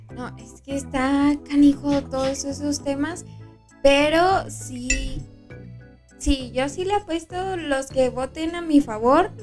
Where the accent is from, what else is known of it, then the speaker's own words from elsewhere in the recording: Mexico; somos frontera y somos mexicanos